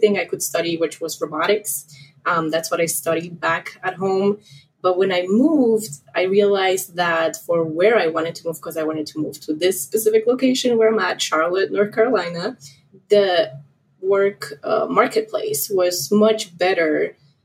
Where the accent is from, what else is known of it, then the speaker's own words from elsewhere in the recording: Poland; moved away as an adult; now in United States; I'm originally from Poland